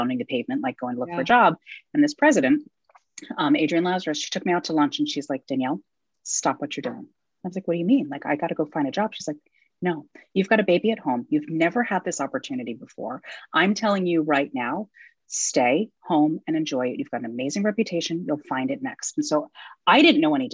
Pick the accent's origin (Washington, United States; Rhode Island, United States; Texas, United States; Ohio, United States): Rhode Island, United States; moved away as an adult; also born or lived in upstate New York / New York; I grew up in Rhode Island